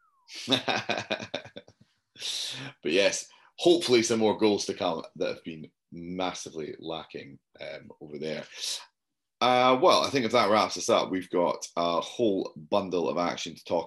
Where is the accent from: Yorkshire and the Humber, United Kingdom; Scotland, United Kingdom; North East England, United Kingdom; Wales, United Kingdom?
Scotland, United Kingdom; Being Scottish